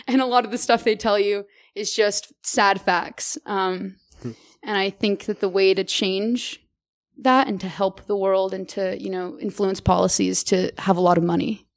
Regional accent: Merced, California, United States; now in Boulder, United States; I'm originally from Merced, California, small little little town in California

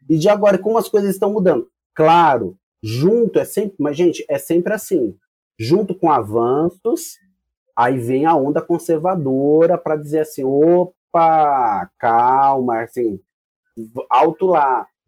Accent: São Paulo, Brazil; Somos paulistas

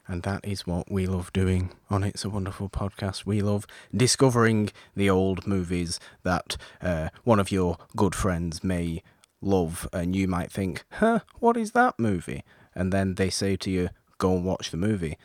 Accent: United Kingdom; I'm British

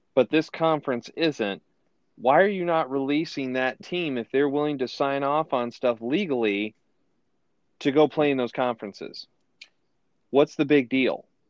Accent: Ohio, United States; I'm from Ohio

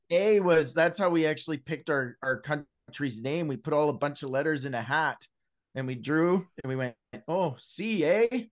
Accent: British Columbia, Canada; now in Alberta, Canada; Born and raised in Canada, West Coast boy, I was raised out in British Columbia. Now I live in Alberta

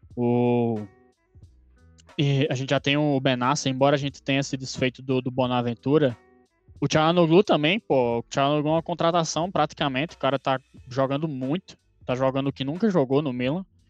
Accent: Brazil; eu sou brasileiro

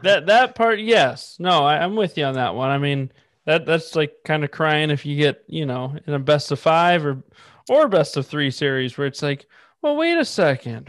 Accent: Northeast Ohio, United States; moved away; also born or lived in Chicago; I'm from Northeast Ohio. I lived in Chicago.

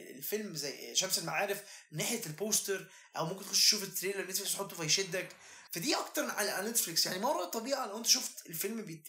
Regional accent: Egypt; انا مصري

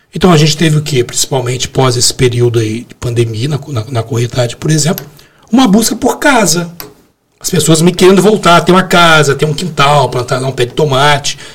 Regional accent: Brazil; a gente nasceu no Brasil e fala português, não falo árabe

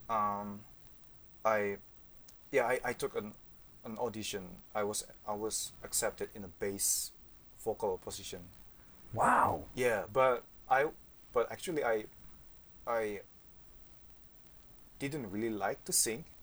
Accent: Yogyakarta, Special Region of Yogyakarta, Indonesia; English is a second language; also born or lived in Cilacap, Indonesia; I was born in Cilacap, but then moved to uh, Yogyakarta. It's just f- uh, four or five hours by driving.

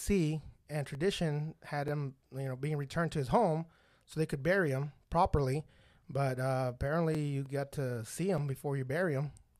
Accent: Fraserburgh, Scotland, United Kingdom; I'm from Frazerburg, Scotland.

